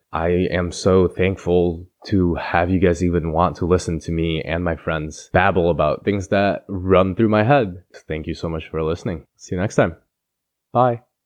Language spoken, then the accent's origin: English; East Lansing, Michigan, United States; accent: Midwestern American; moved away; I have pretty much a Midwestern American accent because I'm from Midwestern Michigan